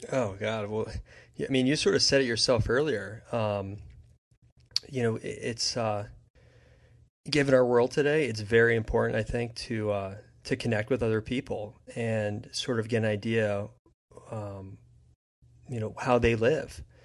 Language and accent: English; New Jersey, United States; I grew up in New Jersey